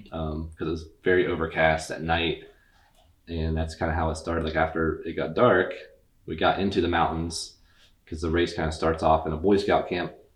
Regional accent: Athens, Ohio, United States; We're both from Athens

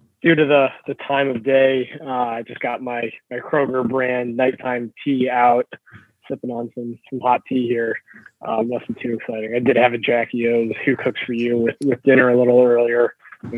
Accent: Burning River, Ohio, United States; Burning River and, you know, my hometown race

